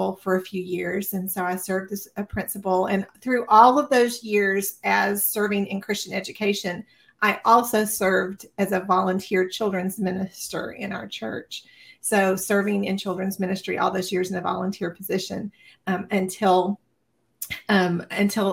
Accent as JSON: {"language": "English", "region": "Tennessee", "country": "United States", "tie": "born or raised there", "said": "I was born and raised in Tennessee"}